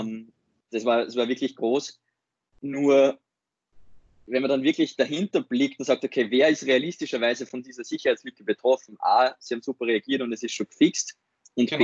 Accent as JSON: {"language": "German", "region": "Upper Austria", "country": "Austria", "moved": "as an adult", "lives_now": "Vienna, Austria", "said": "bin ursprünglich aus Oberösterreich, jetzt seit dem Studium in Wien"}